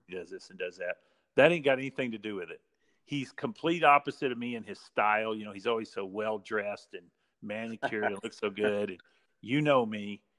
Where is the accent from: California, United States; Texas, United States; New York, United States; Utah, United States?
Texas, United States; Iraan; I'm from Ira and Texas. Yep. My parents kind of moved around for a while, but that's kind of where we settled. And so I grew up hardcore football, hardcore.